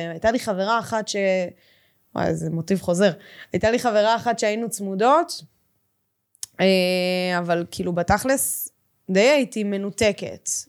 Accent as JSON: {"language": "Hebrew", "town": "Ganei Tikva", "region": "Central District", "country": "Israel", "tie": "born or raised there", "said": "גדלתי בגני תקווה, למדתי באולפנה בפתח תקווה, באישורון."}